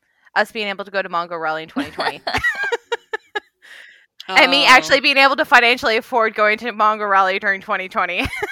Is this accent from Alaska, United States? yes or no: yes; Kodiak, Alaska, United States; I grew up in Alaska and we had a lot of those same problems. Like, the island that I grew up on, Kodiak